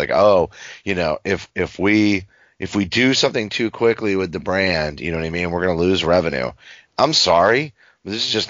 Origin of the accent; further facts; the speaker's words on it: Maine, United States; I'm from Maine